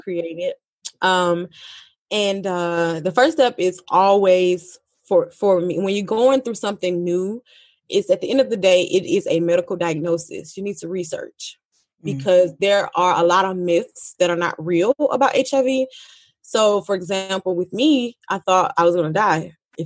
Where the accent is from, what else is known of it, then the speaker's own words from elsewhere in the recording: Georgia, United States; I'm from Georgia